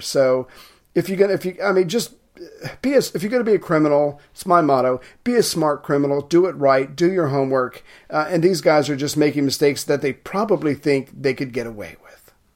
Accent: United States; as an American

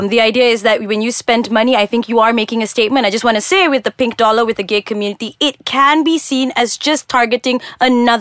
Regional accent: Malaysia; I as a Malaysian

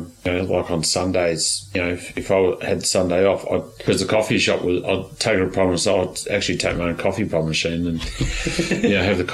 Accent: Australia; I'm Australian

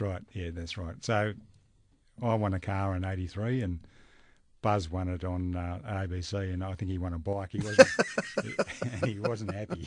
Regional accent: Perth, Western Australia, Australia; also born or lived in Dalkeith, Perth; we moved to an area called Cloverdale

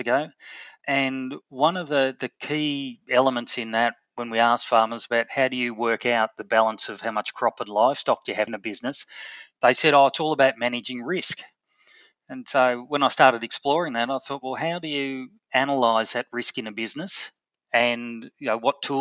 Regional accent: Melbourne, Victoria, Australia; we moved to Melbourne, and so I was born in Melbourne

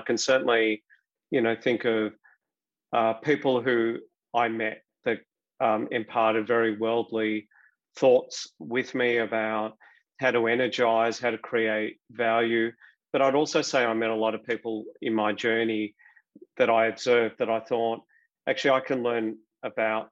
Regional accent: Melbourne, Victoria, Australia; I grew up, I was educated in Melbourne, studied at Monash University

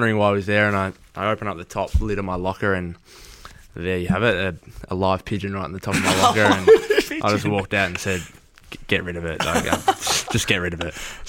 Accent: Toronto, Ontario, Canada; The story behind the beanie is, so like, I'm obviously from Toronto, so I've grown up supporting the Raptors.

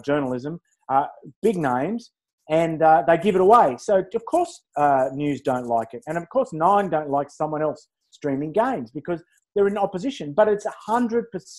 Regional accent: Wollongong, New South Wales, Australia; I'm from Wollongong

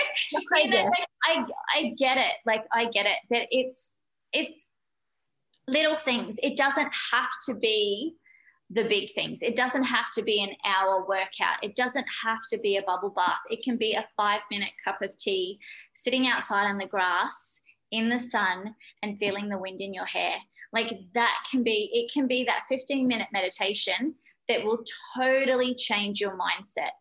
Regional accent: Australia; I'm very Aussie

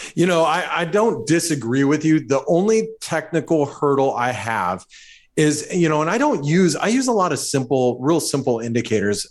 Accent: United States; I'm speaking as an American

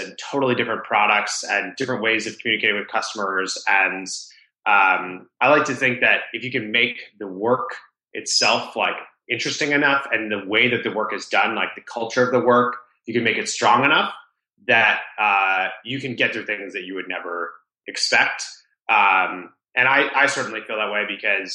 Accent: Rhode Island, United States; I grew up in Rhode Island, the smallest state in the US, the ocean state.

